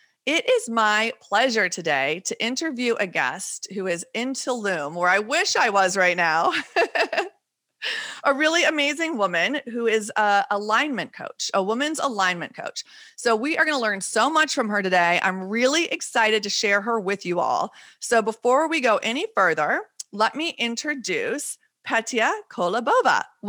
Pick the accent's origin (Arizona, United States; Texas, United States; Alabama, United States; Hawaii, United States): Texas, United States; also born or lived in Wisconsin; I always say I'm either from Texas or Wisconsin, half and half. But coming from Texas, we went to Mexico all the time for holidays.